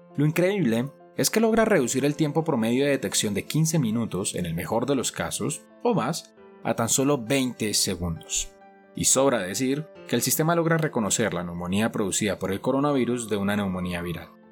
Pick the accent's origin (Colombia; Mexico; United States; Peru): Colombia; en mi país, Colombia